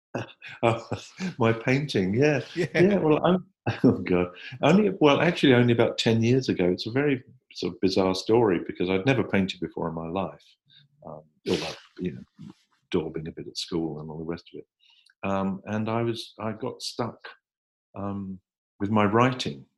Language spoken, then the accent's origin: English; Hertfordshire, East of England, United Kingdom; I grew up in Hertfordshire in in England, just um, 35 miles north of London